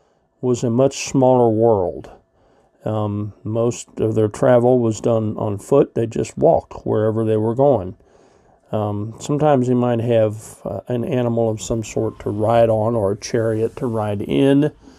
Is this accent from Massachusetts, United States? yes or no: no; Russell Springs, Kentucky, United States; now in Cincinnati, United States; I think of my kind of what I call my hometown, the place where all my family is from, Russell Springs.